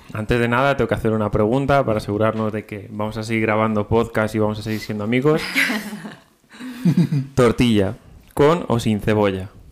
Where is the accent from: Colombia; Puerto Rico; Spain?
Spain; Madrid, Community of Madrid; siendo madrileños